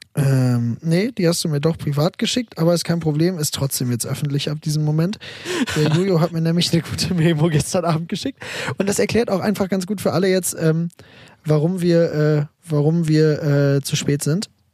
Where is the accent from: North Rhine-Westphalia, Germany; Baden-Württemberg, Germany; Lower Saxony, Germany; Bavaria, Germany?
North Rhine-Westphalia, Germany; Münster; moved away as an adult; now in Berlin, Germany; ich komme ja aus Münster und meine Eltern wohnen auch noch in Münster